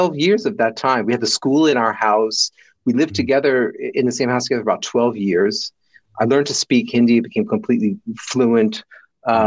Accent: New Jersey, United States; accent: Jersey; moved away as an adult; also born or lived in India; when I would go back to America, I could switch into like, you know, from New Jersey. So I'd switch into Jersey.

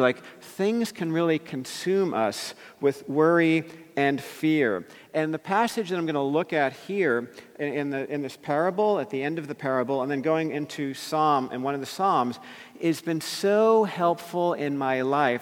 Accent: New Jersey, United States; I grew up in New Jersey, right near New York City

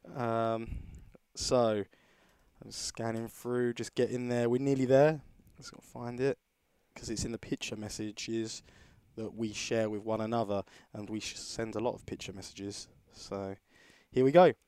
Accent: United Kingdom; being British

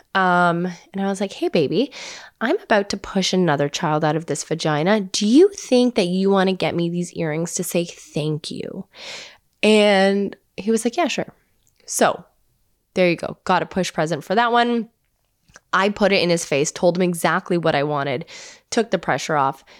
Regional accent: Hamilton, Ontario, Canada; I grew up in Hamilton, Ontario

